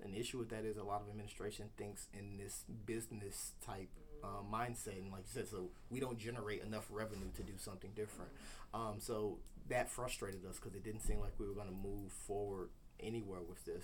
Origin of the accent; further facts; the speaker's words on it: Burton, Michigan, United States; also born or lived in Flint, Michigan; when I was in elementary school, I moved out to Burton and graduated from Atherton High School